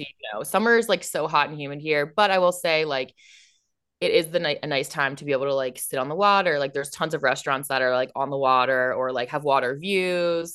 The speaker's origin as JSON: {"language": "English", "town": "Alexandria", "region": "Virginia", "country": "United States", "tie": "born or raised there", "also_born_or_lived": "Washington, D.C.", "said": "I grew up in Alexandria, born in Alexandria Hospital, went to high school here"}